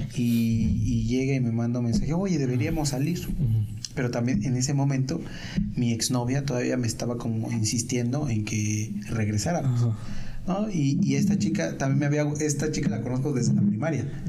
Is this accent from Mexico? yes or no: yes; Mexico; yo soy, yo soy de México